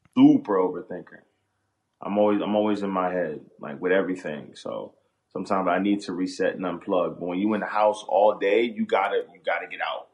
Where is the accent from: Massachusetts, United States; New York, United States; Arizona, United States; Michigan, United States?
New York, United States; Brooklyn; also born or lived in Queens; I was born and raised in Brooklyn, and then moved around got to Queens, came back around to Brooklyn.